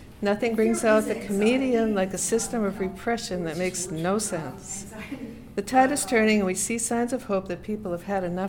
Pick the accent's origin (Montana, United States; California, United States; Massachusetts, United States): Massachusetts, United States; Boston; I'm from Boston.